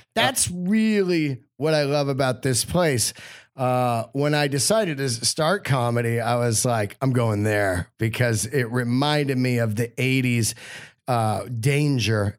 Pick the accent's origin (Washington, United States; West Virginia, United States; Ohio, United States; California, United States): California, United States; Bay Area; also born or lived in Yosemite; I was raised in the Bay Area